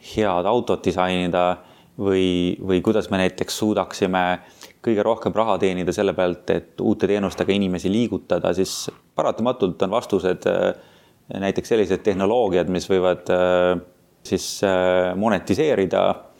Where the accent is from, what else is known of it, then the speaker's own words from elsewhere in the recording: Tartu, Tartu County, Estonia; moved away as an adult; also born or lived in Tallinn / France / Boston; ma olen pärit Tartust, põhimõtteliselt kasvasin üles Tartus Annelinnas